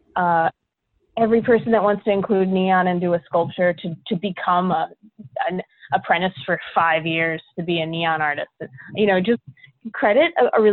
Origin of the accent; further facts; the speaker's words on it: Middletown, Delaware, United States; moved away as an adult; also born or lived in Greenville, North Carolina / Arkansas / Raleigh, North Carolina; now in North Carolina, United States; I'm a Yankee. I'm from Delaware, actually, originally, Middletown, Delaware